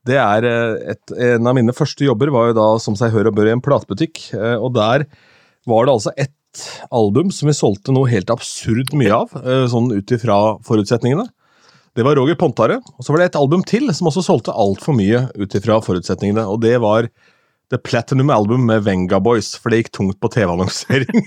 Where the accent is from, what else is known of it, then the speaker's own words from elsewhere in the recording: Askim, Østfold, Norway; så jeg gikk to timer på byen hjemme i Askim